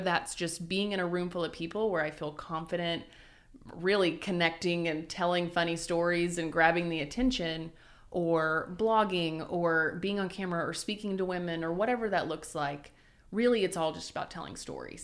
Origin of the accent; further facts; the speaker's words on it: Wynnewood, Oklahoma, United States; also born or lived in Sulphur, Oklahoma / California; now in Oklahoma City, United States; I'm originally from Winniewood, home of Tiger